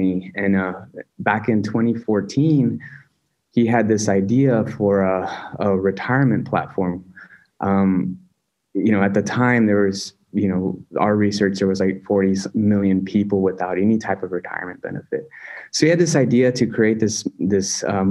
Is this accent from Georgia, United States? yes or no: no; Pearsall, Texas, United States; also born or lived in Uvalde, Texas / Austin, Texas / Chile; I grew up in Pearsall. That's where I went to high school